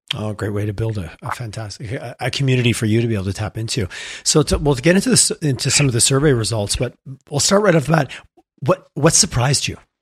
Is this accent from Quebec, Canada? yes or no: yes; Quebec, Canada; now in Alberta, Canada; I'm from Quebec and I spent time there